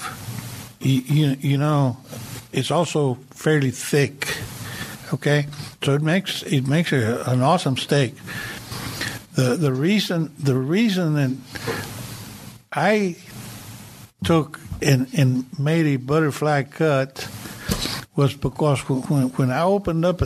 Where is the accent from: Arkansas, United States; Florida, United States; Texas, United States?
Texas, United States; Rio Grande Valley; moved away; I was born in Rio Grande Valley. I left in late 58.